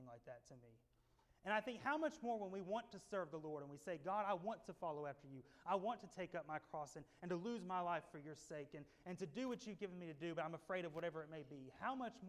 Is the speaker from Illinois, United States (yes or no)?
no; Tennessee, United States; growing up in Tennessee as a little boy